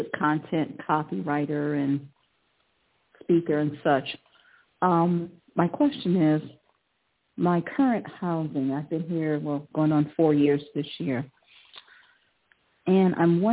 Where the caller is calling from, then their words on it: Cleveland, Ohio, United States; I'm calling from Cleveland.